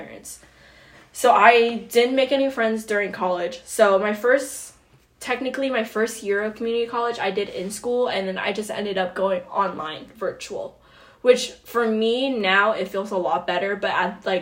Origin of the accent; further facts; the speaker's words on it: Indiana, United States; growing up in Indiana, it's definitely a lot harder than it. Like, there's no opportunities here